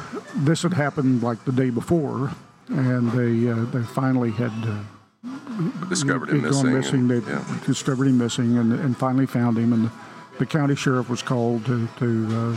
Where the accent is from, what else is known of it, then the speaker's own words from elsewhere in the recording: Sayre, Oklahoma, United States; the little town I grew up in Sayre, Oklahoma, in the 1950s